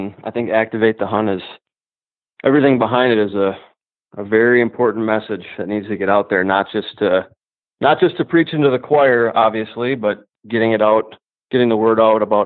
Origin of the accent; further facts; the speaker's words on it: South St. Paul, Minnesota, United States; I grew up in South St. Paul, which is a suburb of St. Paul.